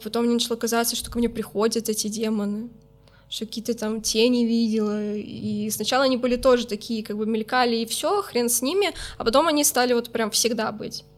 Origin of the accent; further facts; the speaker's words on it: Minsk, Belarus; now in Saint Petersburg, Russia; в Беларуси, откуда я родом